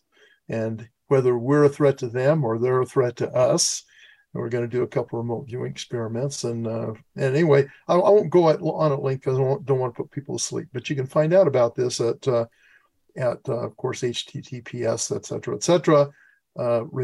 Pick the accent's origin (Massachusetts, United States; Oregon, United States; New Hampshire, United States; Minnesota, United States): Oregon, United States; La Grande; I was born in Oregon